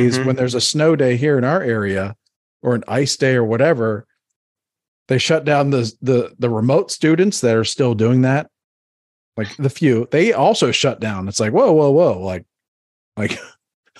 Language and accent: English; Northeast, United States; I grew up in the Northeast